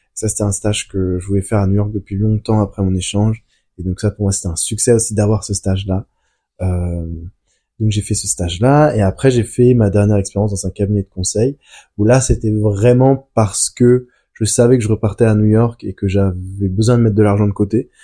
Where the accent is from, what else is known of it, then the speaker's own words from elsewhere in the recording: France; je suis né en France.